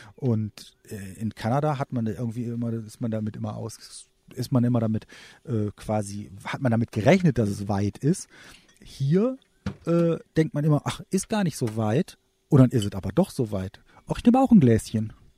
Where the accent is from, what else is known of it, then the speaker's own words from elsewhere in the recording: Germany; bei uns in Deutschland